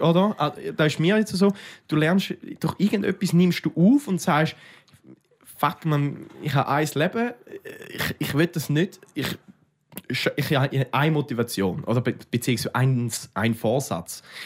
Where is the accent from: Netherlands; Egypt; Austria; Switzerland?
Switzerland; als Schweizer